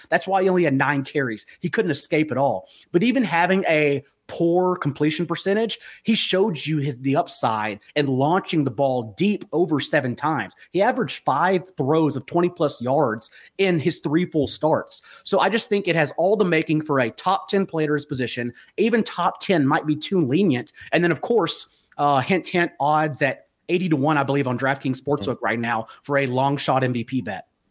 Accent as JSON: {"language": "English", "town": "Fort Worth", "region": "Texas", "country": "United States", "tie": "born or raised there", "moved": "yes", "said": "the people that are dear to me in Fort Worth, uh, not only my hometown"}